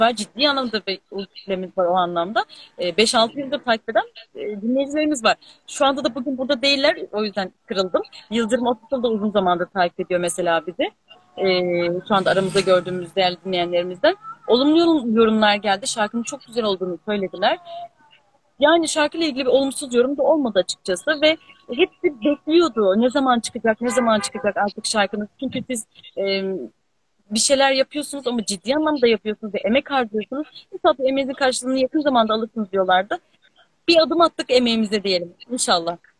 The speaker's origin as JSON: {"language": "Turkish", "town": "Alaşehir", "region": "Manisa", "country": "Turkey", "tie": "born or raised there", "also_born_or_lived": "Aydın", "moved": "yes", "said": "Alaşehirliyim bu arada. Manisa'nın Alaşehir ilçesindenim."}